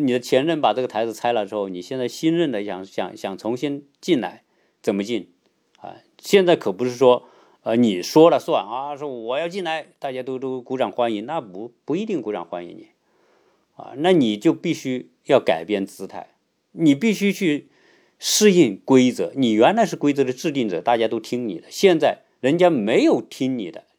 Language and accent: Chinese; China; now in United States; 哪怕是我是个中国人，在，是一个在美国的华人